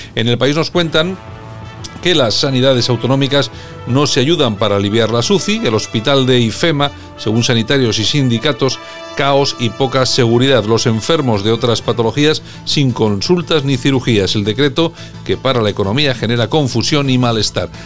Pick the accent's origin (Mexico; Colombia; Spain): Spain